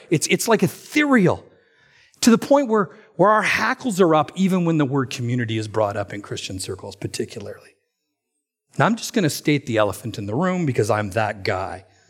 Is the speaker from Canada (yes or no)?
yes; Alberta, Canada; Now, I'm from Alberta.